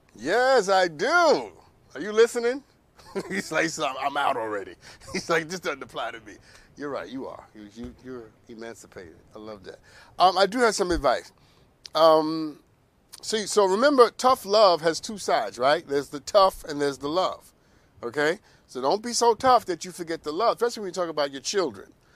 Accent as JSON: {"language": "English", "region": "New York", "country": "United States", "said": "I'm from New York, by the way. I'm Harlem"}